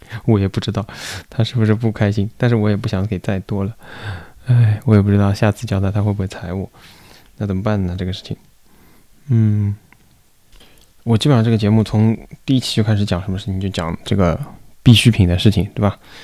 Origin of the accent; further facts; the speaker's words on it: Shanghai, China; 作为一个上海人